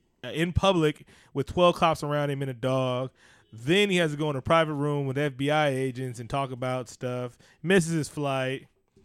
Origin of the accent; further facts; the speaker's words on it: California, United States; Growing up in California around Mexican, Salvadorians, all races, all nationalities of Latin people, know if I hear something wrong in Spanish.